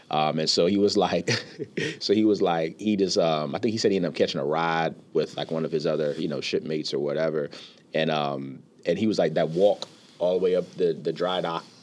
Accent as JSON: {"language": "English", "region": "Rhode Island", "country": "United States", "tie": "born there", "said": "when I was born in Rhode Island, so you know, Rhode Island has weather just like Michigan does."}